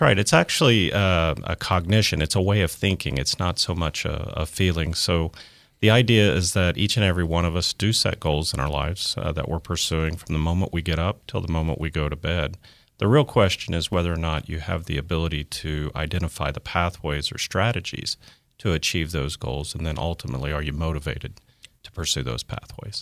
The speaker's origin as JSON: {"language": "English", "town": "Tulsa", "region": "Oklahoma", "country": "United States", "tie": "born or raised there"}